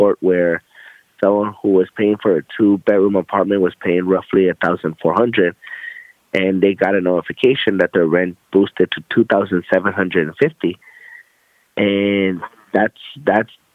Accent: Los Angeles, California, United States; moved away as an adult; also born or lived in Inglewood, California; now in Austin, United States; I originally grew up in Mid-City, Los Angeles

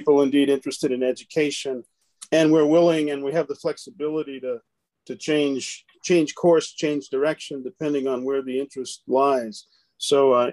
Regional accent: East Coast, United States; now in Lincoln, United States; I grew up on the East Coast

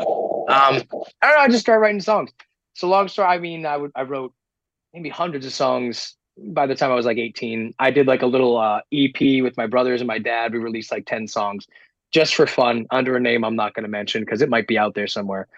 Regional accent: Woonsocket, Rhode Island, United States; I grew up in Rhode Island, by the way, super East Coast.

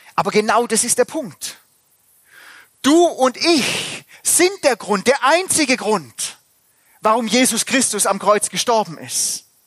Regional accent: Germany; bei uns in Deutschland

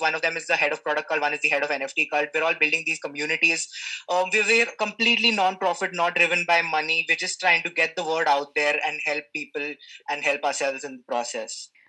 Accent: India; also born or lived in Mumbai; I'm from India. I'm in Mumbai

